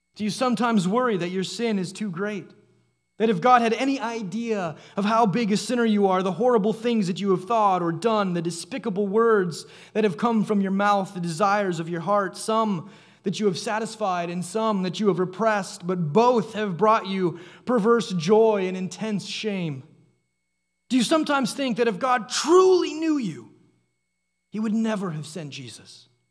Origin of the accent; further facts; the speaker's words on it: Canada; Growing up in Canada, there was a calendar that hung by the back door at our house.